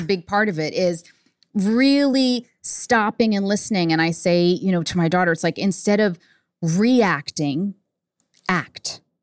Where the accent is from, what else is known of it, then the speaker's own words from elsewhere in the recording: New York City, New York, United States; I was born in Manhattan